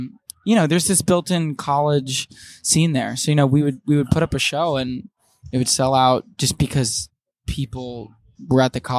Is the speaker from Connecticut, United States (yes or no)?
yes; Connecticut, United States; moved away as an adult; now in New York, United States; I grew up in Connecticut.